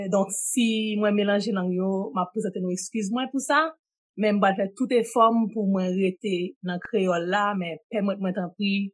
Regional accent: Port-au-Prince, Ouest, Haiti; moved away as an adult; now in Canada; E Kanadyen m vin sa nan gran moun. E m sot Port-au-Bresse. M fet m grandi, m fe 26 premye ane nan la vim Port-au-Bresse.

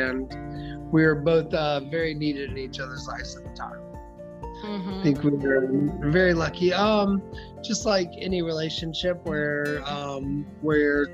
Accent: Houston, Texas, United States; also born or lived in Tulsa, Oklahoma; born in Tulsa, Oklahoma, and lived in Houston, Texas most of my life

